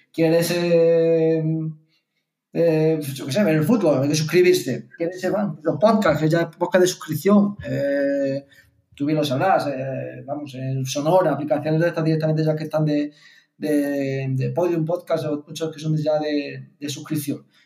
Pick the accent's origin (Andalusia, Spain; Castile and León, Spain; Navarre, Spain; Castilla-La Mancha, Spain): Andalusia, Spain; Martos; moved away; me iba a al ciber de allí del pueblo, en el caso Martos, eh, a escuchar eh, Cadena Ser eh, online porque mm, no sé por qué motivo la FM de la Ser no funcionaba en mi pueblo